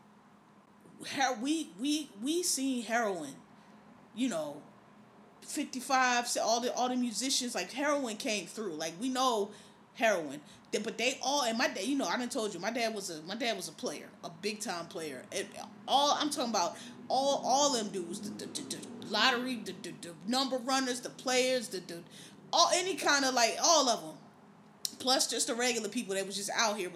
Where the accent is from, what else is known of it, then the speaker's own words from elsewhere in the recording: Philadelphia, Pennsylvania, United States; the part of Philadelphia that I'm from, if you know Philadelphia, you'll know, I'm from East Oak Lane, West Oak Lane, Mount Airy, that area of the city